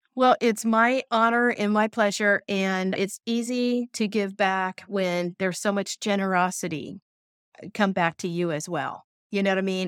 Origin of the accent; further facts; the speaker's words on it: Tipp City, Ohio, United States; I'm from Tip City, Ohio